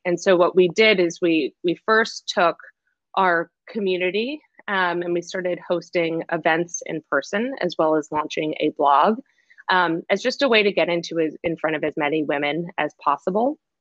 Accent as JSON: {"language": "English", "town": "Boston", "region": "Massachusetts", "country": "United States", "also_born_or_lived": "China / New York", "moved": "as an adult", "said": "I am originally from Boston"}